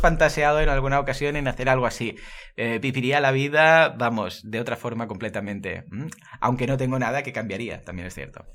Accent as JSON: {"language": "Spanish", "region": "Catalonia", "country": "Spain", "said": "aquí somos catalanes"}